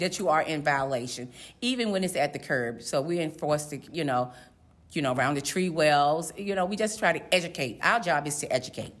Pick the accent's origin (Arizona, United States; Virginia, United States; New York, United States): Virginia, United States; Portsmouth; now in Chesapeake, United States; am a native of Portsmouth, Virginia, born and raised in Portsmouth, Virginia